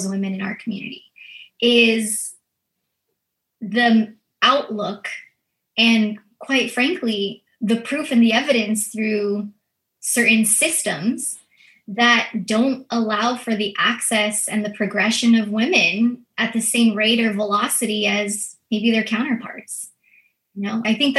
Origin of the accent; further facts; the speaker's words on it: United States; first language Filipino; English is a second language; I'm a first generation Filipino American. And so I actually grew up as my first language being Filipino.